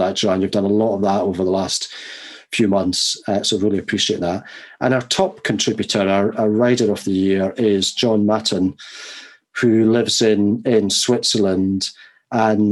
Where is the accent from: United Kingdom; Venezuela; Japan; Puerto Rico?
United Kingdom; Edinburgh, Scotland; now in Kent, United Kingdom; I'm from Edinburgh and lived so many years in Edinburgh